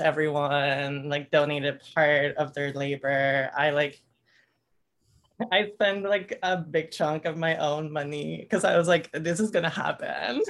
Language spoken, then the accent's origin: English; Tampico, Tamaulipas, Mexico; now in Austin, United States; I'm from Tampico, which is northeastern Mexico, right by the Gulf